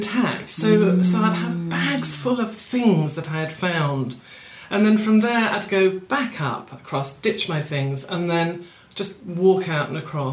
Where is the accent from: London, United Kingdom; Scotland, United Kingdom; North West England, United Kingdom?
Scotland, United Kingdom; Fife; where I grew up was in Fife in Scotland